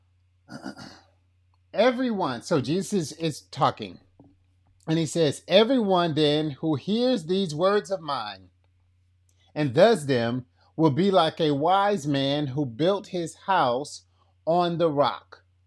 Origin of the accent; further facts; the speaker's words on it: Lee County, Florida, United States; accent: kinda country; I am from, uh, Florida. Born and raised Florida boy